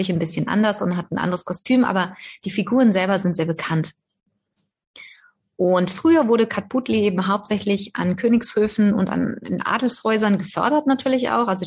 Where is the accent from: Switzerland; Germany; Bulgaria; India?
India; Rajasthan; German is a second language; wir haben hier bei uns in Rajasthan nämlich auch ein ganz bekanntes Marionettentheater oder eine ganz bekannte Marionettentheater-Tradition.